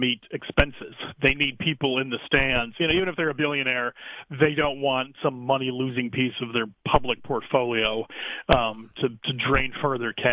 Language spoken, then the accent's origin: English; Cleveland, Ohio, United States; I'm from Cleveland